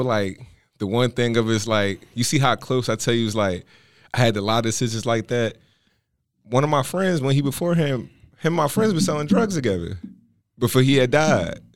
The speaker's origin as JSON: {"language": "English", "town": "Philadelphia", "region": "Pennsylvania", "country": "United States", "tie": "born or raised there", "said": "growing up in Philly"}